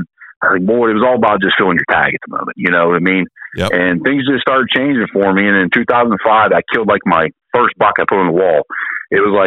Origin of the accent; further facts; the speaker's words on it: Southwest Pennsylvania, United States; I'm from Southwest Pennsylvania